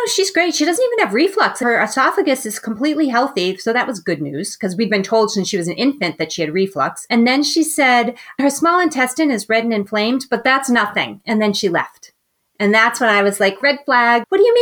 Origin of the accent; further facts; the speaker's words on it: Boston, Massachusetts, United States; moved away as an adult; also born or lived in Chicago; now in Northern California, United States; I am from Boston, so the East Coast. And then I lived there my entire life